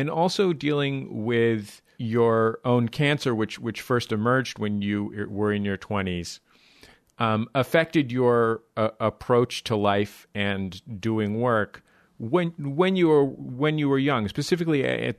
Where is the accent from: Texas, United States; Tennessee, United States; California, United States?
California, United States; San Francisco; growing up in San Francisco